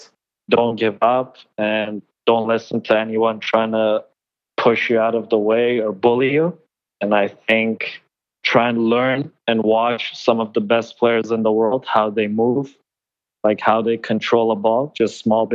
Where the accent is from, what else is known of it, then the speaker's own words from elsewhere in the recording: Iran; moved away; I think I was born in Iran